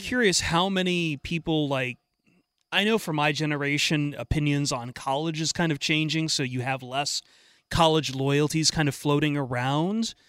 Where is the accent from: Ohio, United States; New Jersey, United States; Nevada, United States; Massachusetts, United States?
Ohio, United States; moved away as an adult; also born or lived in Los Angeles, California; back home when I was growing up in Ohio